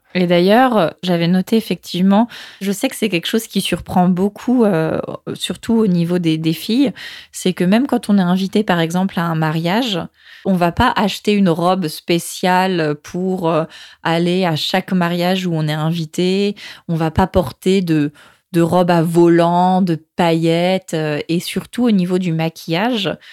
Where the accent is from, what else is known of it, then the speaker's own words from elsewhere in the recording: France; now in Lima, Peru; moi en tant que française